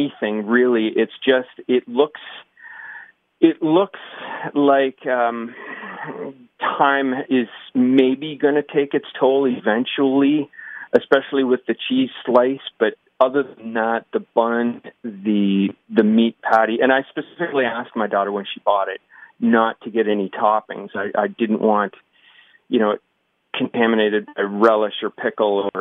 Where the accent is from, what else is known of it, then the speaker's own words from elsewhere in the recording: Waterloo, Ontario, Canada; I'm from Waterloo.